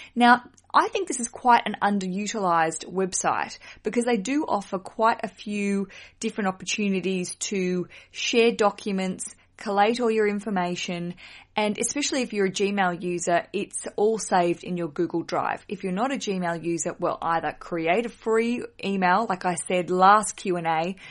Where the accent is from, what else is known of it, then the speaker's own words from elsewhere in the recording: Australia; accent: Australian; my accent is from Australia